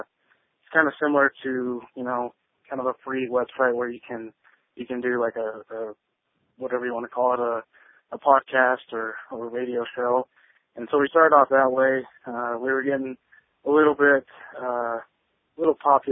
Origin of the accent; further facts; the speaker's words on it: Wyoming, United States; also born or lived in Utah; I was born in Utah, but I've lived in Wyoming my entire life.